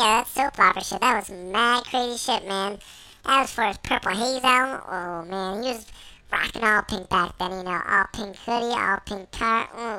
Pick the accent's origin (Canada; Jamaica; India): Canada; Inglewood, Ontario; Oh, man, you know, I'm from Inglewood, Ontario, born and raised. Inglewood, up to no good.